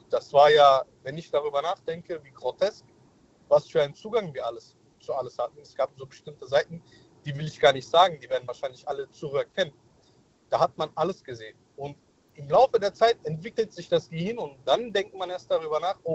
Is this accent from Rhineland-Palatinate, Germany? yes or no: yes; Mainz, Rhineland-Palatinate, Germany; Hi, ich bin der … ich komme aus Mainz.